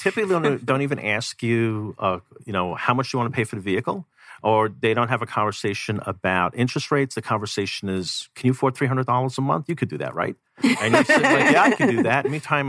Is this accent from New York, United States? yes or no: yes; New York, United States; now in Arizona, United States; I came from New York where you could go down a block, jump on a train, you pay your subway, and you could live without a vehicle if you really wanted to.